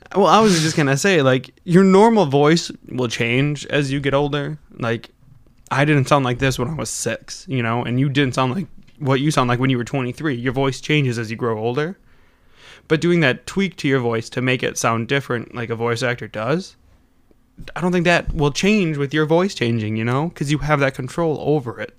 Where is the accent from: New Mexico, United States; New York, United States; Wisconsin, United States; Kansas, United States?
Wisconsin, United States; accent: Wisconsin; I've noticed with Wisconsin accents too, is we really kinda slur our talk